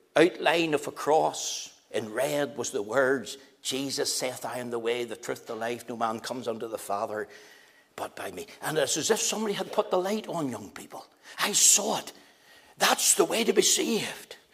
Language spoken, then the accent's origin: English; Belfast, Northern Ireland, United Kingdom; also born or lived in Magherafelt / Drummadraw / Coleraine; I was taken to live in Albana Street in Belfast. Having lived there for a number of years as a boy